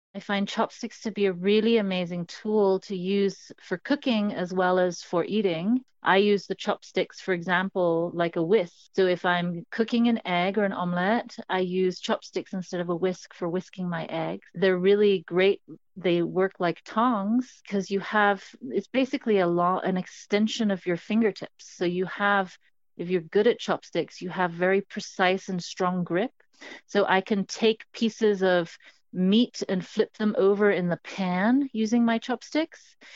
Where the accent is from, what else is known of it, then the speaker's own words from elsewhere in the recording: Hong Kong; I grew up in Hong Kong, which is a city on the southeastern coast of China.